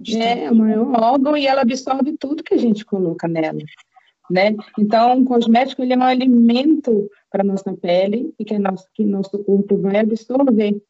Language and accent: Portuguese; Belém, Pará, Brazil; lá em Belém do Pará, de onde eu sou